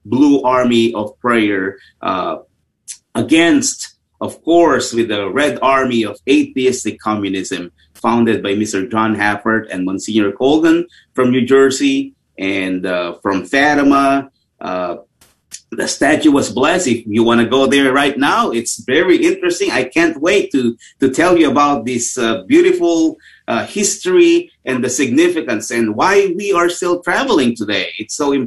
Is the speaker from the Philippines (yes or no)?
yes; Tarlac, Central Luzon, Philippines; born or raised there; moved away